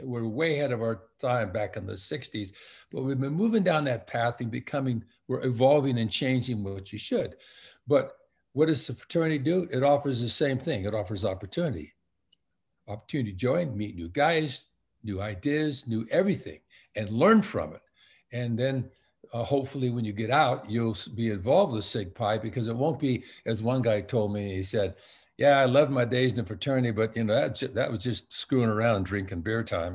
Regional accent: Long Beach, California, United States; I'm a Southern California kid, born and raised in Long Beach, California

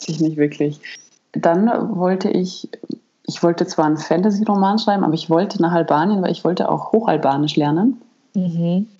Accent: Germany; bei uns in Deutschland

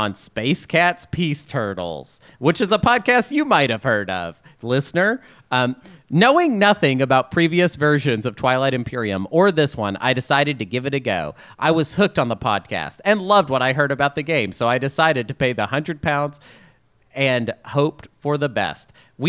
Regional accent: Pine Bluff, Arkansas, United States; born there; I was born in Jefferson County Hospital in Pine Bluff, Arkansas

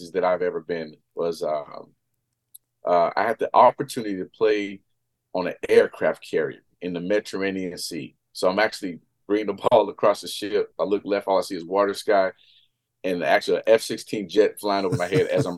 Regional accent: Las Vegas, Nevada, United States; in Vegas, my hometown

